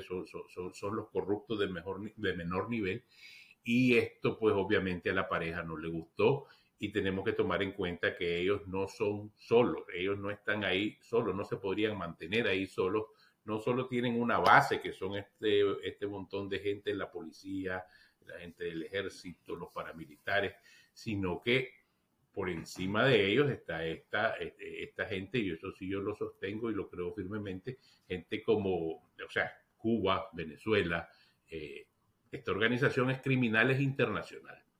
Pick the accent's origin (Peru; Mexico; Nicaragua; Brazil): Nicaragua